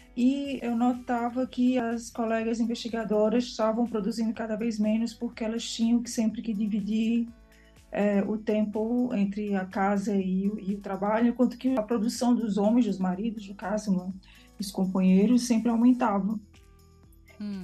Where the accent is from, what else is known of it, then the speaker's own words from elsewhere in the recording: Brazil; now in Lisbon, Portugal; nasci no Brasil